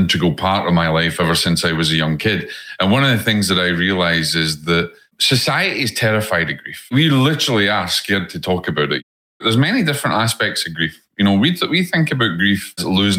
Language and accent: English; Scotland, United Kingdom; accent: Scottish; moved away; my Scottish accent